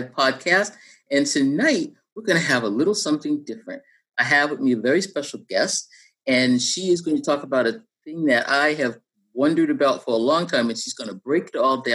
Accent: Cambridge, Massachusetts, United States; moved away; I am from Cambridge, Massachusetts, and used to live right around the corner from Lesley University.

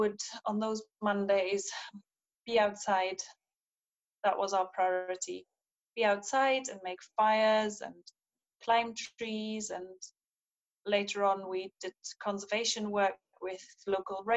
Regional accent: East Germany, Germany; now in Edinburgh, United Kingdom; I grew up in East Germany, in the GDR

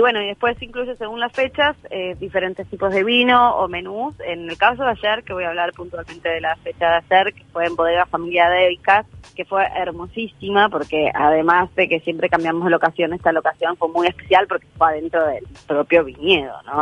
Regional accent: Maldonado, Uruguay; also born or lived in Argentina; yo soy argentina, pero criada en Uruguay. Hice la escuela y el liceo acá, en Maldonado, en el departamento de Maldonado

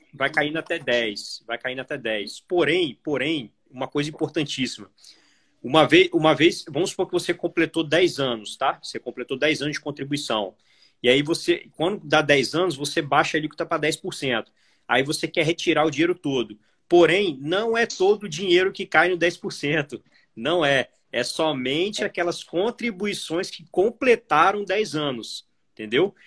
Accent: Vitória, Espírito Santo, Brazil; minha cidade natal, né, Vitória Espírito Santo

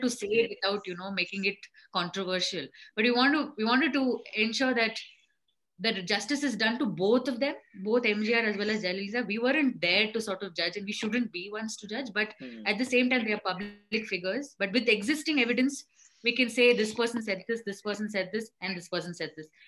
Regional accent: Bangalore, Karnataka, India; I grew up in Bangalore

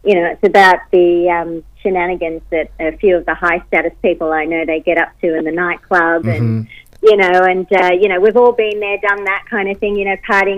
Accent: Australia; I'm born here and I've lived here pretty much all my life.

